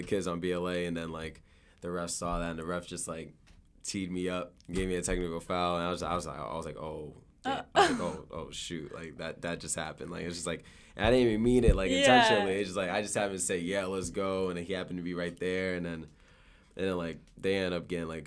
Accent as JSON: {"language": "English", "town": "Boston", "region": "Massachusetts", "country": "United States", "tie": "born or raised there", "said": "I grew up in Dorchester"}